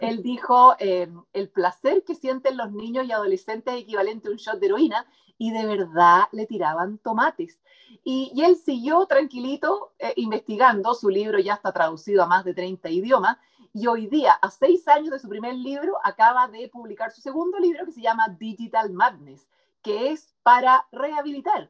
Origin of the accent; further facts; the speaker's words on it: Chile; also born or lived in United States; como decimos aquí en Chile